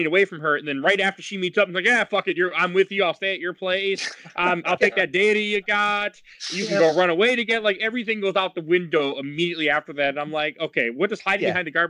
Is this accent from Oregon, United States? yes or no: no; Milwaukee, Wisconsin, United States; Milwaukee, Wisconsin, which is my hometown